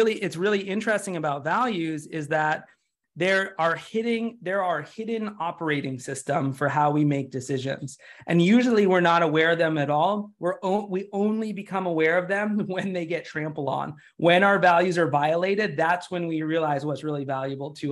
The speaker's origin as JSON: {"language": "English", "country": "United States", "said": "I'm from the United States"}